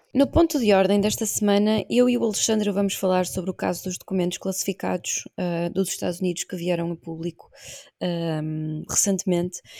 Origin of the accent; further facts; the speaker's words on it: Portugal; como portuguesa